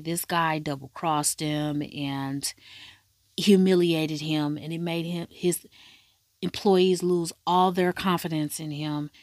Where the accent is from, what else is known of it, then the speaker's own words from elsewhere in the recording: United States; I'm from America